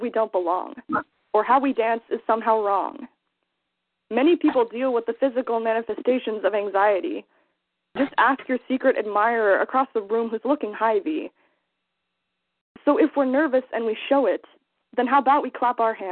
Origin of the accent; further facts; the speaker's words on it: Lake of the Ozarks, Missouri, United States; I'm from Lake of the Ozarks in Missouri